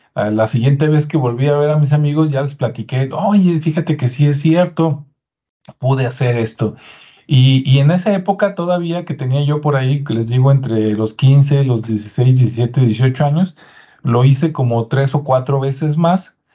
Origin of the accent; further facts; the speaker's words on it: Mexico; los que somos mexicanos